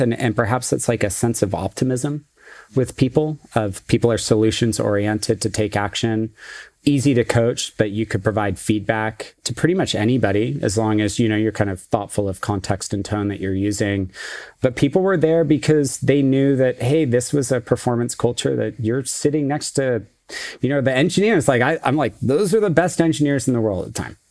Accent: Silicon Valley, California, United States; I grew up in Silicon Valley, so I grew up literally down the street from Apple

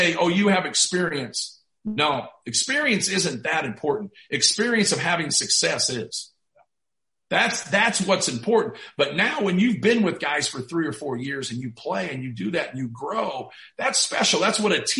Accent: Muncie, Indiana, United States; I grew up in Muncie where Ball State was.

